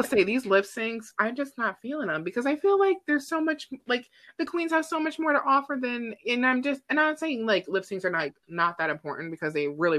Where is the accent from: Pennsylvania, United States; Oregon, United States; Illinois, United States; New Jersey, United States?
Illinois, United States; Chicago; I'm from Chicago